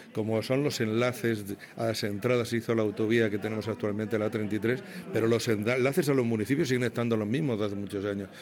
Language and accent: Spanish; Jumilla, Region of Murcia, Spain; moved away as an adult; soy de Jumilla, nacido en Jumilla